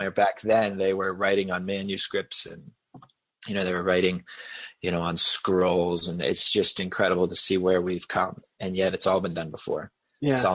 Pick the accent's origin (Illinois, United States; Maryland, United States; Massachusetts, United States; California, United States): Massachusetts, United States; Boston; And yes, I just used wicked because I'm from Boston area.